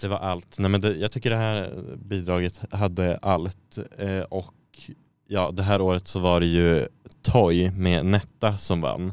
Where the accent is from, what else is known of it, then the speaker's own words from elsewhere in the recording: Sweden; som svensk